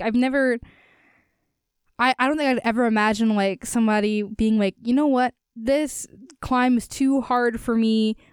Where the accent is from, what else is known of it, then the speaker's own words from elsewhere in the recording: Easton, Pennsylvania, United States; my hometown of Easton